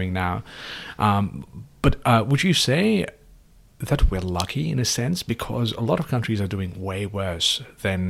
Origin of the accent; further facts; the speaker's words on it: Nepal; now in Australia; I'm from Nepal